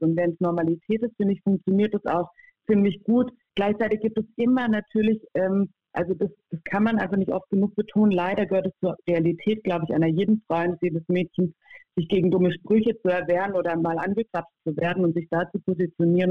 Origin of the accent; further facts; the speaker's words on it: Freiburg, Baden-Württemberg, Germany; ich bin damit groß geworden, im Dreisamstadion äh, groß geworden